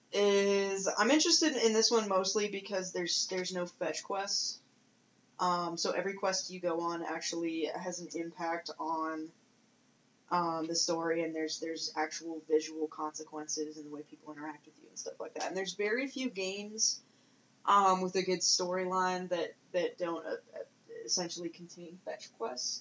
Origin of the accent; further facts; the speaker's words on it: United States; as an American